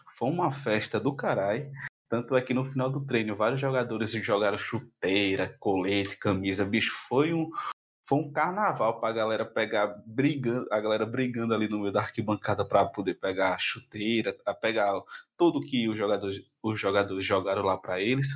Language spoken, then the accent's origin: Portuguese; Maceió, Alagoas, Brazil; sou daqui de Maceió